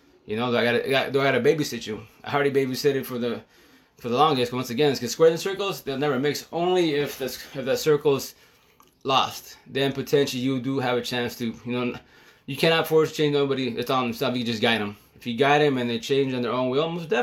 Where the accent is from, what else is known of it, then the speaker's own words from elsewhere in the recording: United States; I'm from the States, Chicano